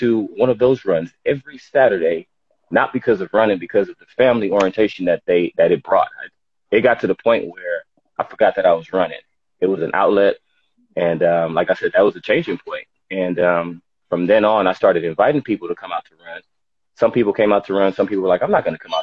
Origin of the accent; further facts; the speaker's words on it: Los Angeles, California, United States; Los Angeles, California. Born and raised South Central.